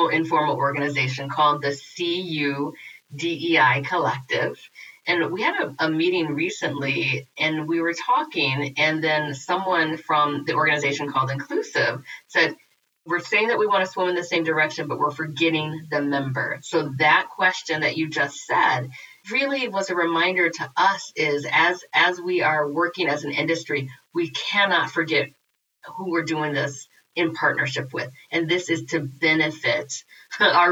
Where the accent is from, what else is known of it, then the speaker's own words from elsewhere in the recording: Peoria, Illinois, United States; now in Madison, United States; I'm in Madison, Wisconsin, but I'm from Peoria, Illinois